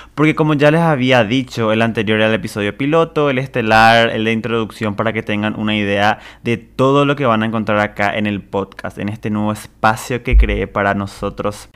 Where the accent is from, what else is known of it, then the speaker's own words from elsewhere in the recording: Presidente Franco, Alto Paraná, Paraguay; also born or lived in Ciudad del Este; yo soy de Ciudad del Este, en realidad de Presidente Franco, de Paraguay